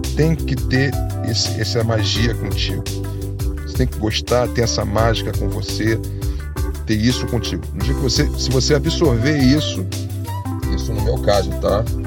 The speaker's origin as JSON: {"language": "Portuguese", "region": "Rio de Janeiro", "country": "Brazil", "tie": "born or raised there", "also_born_or_lived": "Tijuca, Rio de Janeiro", "said": "sou nascido na Tijuca, mas sempre morei em Jacarepaguá"}